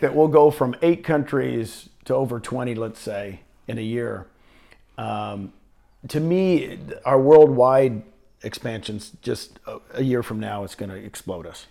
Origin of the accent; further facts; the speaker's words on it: Phoenix, Arizona, United States; now in Puerto Rico; I grew up out in Phoenix area